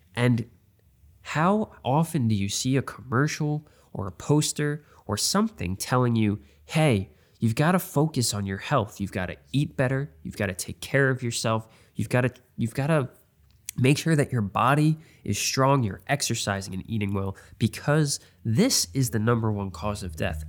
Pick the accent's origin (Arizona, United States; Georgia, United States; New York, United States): New York, United States; I'm from New York